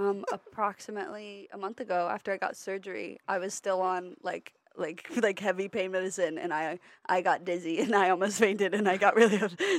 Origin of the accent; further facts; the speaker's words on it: Northern Virginia, United States; I'm from Northern Virginia, right outside of Washington, D.C.